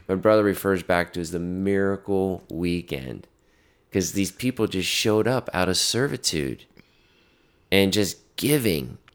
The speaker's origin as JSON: {"language": "English", "region": "North Carolina", "country": "United States", "said": "I'm from North Carolina"}